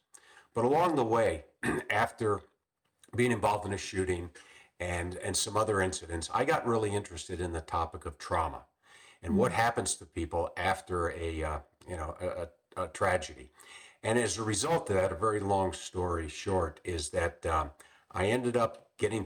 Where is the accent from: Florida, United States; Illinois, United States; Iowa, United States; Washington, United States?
Illinois, United States; Chicago; moved away as an adult; also born or lived in Macomb, Illinois / Tucson, Arizona; I grew up in the Chicago area